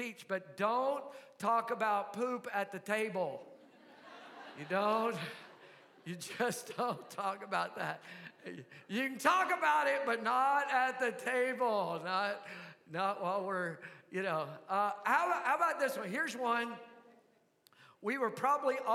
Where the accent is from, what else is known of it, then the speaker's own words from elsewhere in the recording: Mena, Arkansas, United States; I appreciate that I was raised in the South. I was raised right here in MENA, and I appreciate Southern values